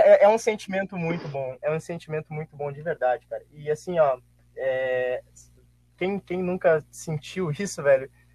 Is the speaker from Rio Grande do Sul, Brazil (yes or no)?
yes; Santa Maria, Rio Grande do Sul, Brazil; eu nasci, vivi, tô morrendo aqui em Santa Maria, né, cara? Eu gaúcho desde sempre